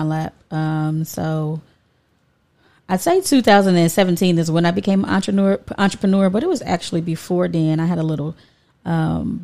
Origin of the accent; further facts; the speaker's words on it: Dayton, Ohio, United States; also born or lived in Kentucky; I am from Dayton, Ohio. Born and raised.